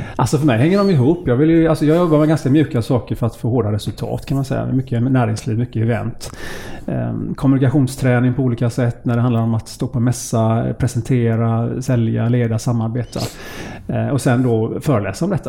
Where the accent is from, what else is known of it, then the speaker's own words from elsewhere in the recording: Gothenburg, Västra Götaland, Sweden; Jag är född på Sahlgrenska sjukhuset i Göteborg